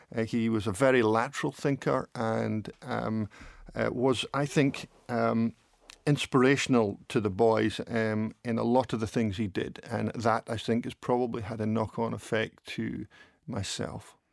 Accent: Dundee, Scotland, United Kingdom; also born or lived in Epping, England; they wanted to move at, when I was at the ripe old age of two, to come to O'Mackie in Dundee. So when I was two, that's when we moved up

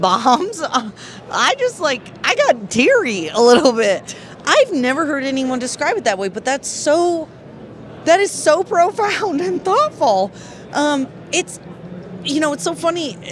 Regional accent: Texas, United States; we're from Texas

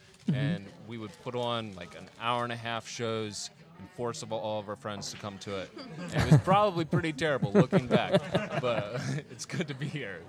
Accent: Maryland, United States; I'm from Maryland

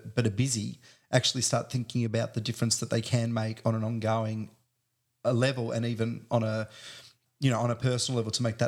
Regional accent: Australia; I'm one of these Australians

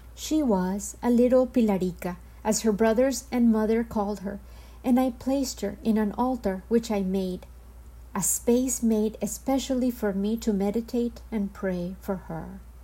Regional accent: Medellín, Antioquia, Colombia; born or raised there; first language Spanish; English is a second language; moved away

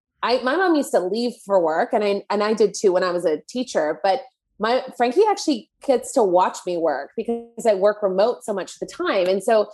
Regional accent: Canada; And I had never heard of this because I'm Canadian.

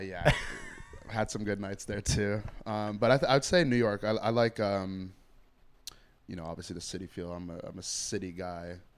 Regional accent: Toronto, Ontario, Canada; I grew up in Scarborough

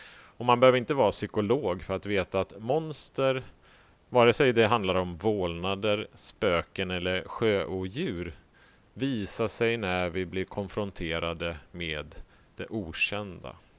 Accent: Sweden; som vi svenskar

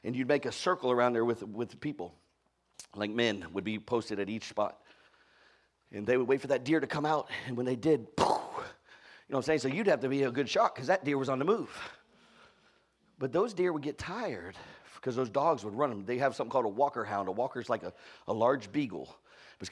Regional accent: Florida, United States; now in Texas, United States; I'm from Florida

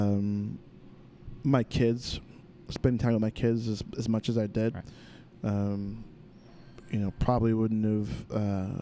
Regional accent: Humboldt Park, Illinois, United States; I grew up in Humble Park, so Humble Park is definitely a hustle.

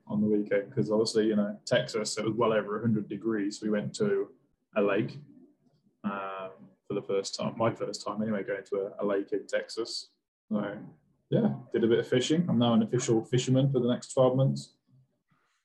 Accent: Wales, United Kingdom; born or raised there

